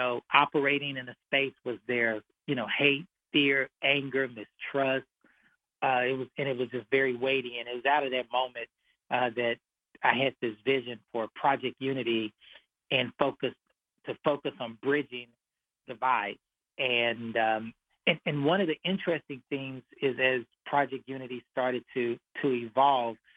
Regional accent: Austin, Texas, United States; now in Dallas, United States; I'm from Austin, Texas, and grew up in East Austin

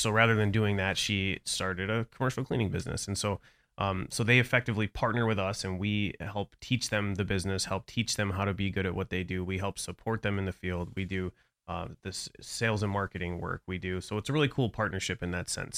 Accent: Brighton, Michigan, United States; now in Florida, United States; I grew up outside of Metro Detroit. So I'm, uh, a town called Brighton

